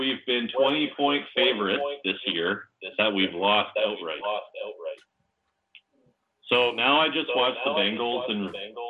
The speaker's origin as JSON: {"language": "English", "town": "Calgary", "region": "Alberta", "country": "Canada", "said": "I'm from Calgary, Alberta"}